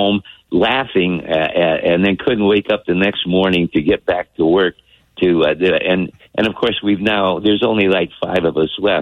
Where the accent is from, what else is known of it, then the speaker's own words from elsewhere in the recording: Toledo, Ohio, United States; now in California, United States; I'm from Toledo, Ohio